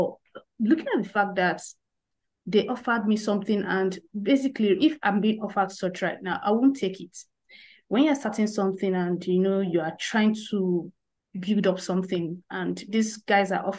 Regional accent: Nigeria; I'm a Nigerian, so having this conversation all the way from Africa.

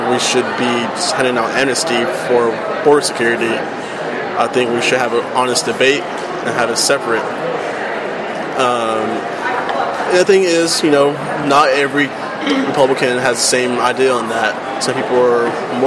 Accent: Texas, United States; we're both from Texas

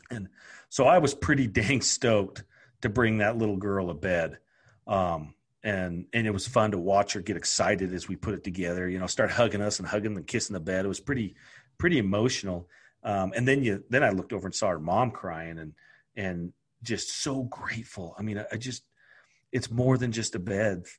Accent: Idaho, United States; I'm from Idaho

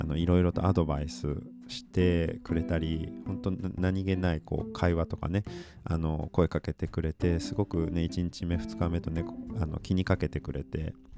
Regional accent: Aichi, Japan; その愛知県僕の出身の地域

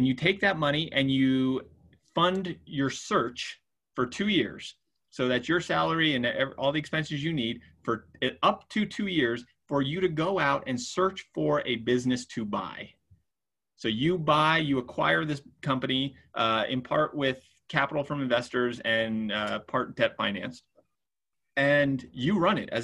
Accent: Utah, United States; we come from Utah, which, you know, there's not a lot of diversity here in the state

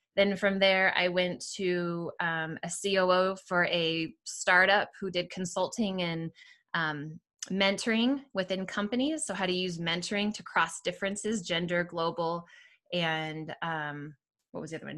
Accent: Seattle, Washington, United States; moved away as an adult; also born or lived in Southern California; now in Littleton, United States; I grew up in Seattle area, Washington, um, outside of Seattle

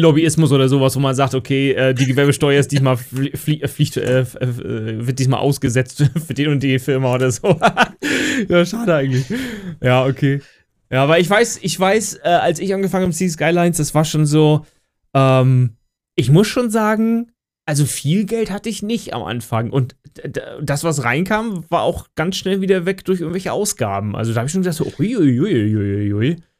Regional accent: Lübeck, Schleswig-Holstein, Germany; ich komme ja aus Lübeck

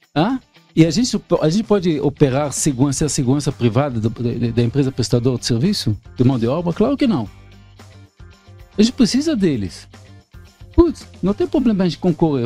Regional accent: Israel; Portuguese is a second language; moved away as an adult; now in Brazil; sou israelense nato, há 30 anos aqui no Brasil

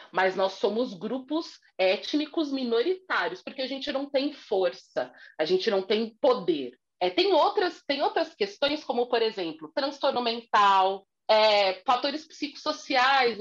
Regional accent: São Paulo, Brazil; eu sou aqui de São Paulo, Zona Sul

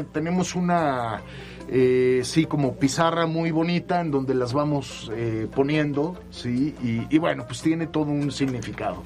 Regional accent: Mexico City, Mexico; moved away as an adult; now in Puebla, Mexico; soy eh, chilango, soy de la Ciudad de ah, México, aunque de padre y madre yucatecos

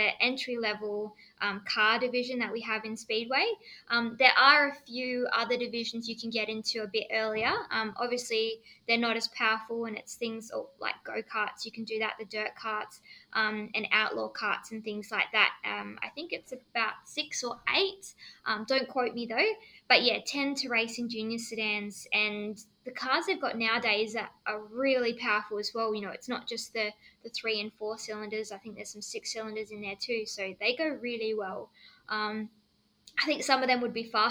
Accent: Kalgoorlie, Western Australia, Australia; moved away; also born or lived in Perth; I grew up in Kalgoorlie, which is a small country town, which is a goldfields

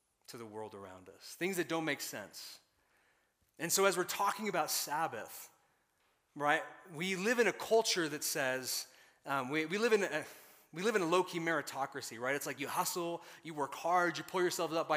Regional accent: Colorado Springs, Colorado, United States; moved away; also born or lived in Tulsa; I was raised in Northern Colorado Springs

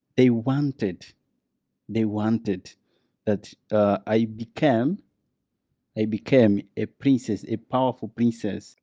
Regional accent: Luanda, Luanda Province, Angola; English is a second language; I was born in Luanda, the capital city of Angola.

